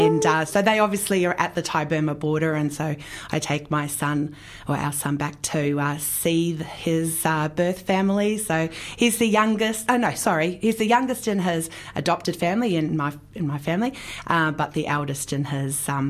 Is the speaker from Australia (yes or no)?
yes; Australia; now in New Zealand; And so we live here in New Zealand. Actually, I'm Australian originally, but you couldn't tell, right? Because I've got such a good, strong Kiwi accent.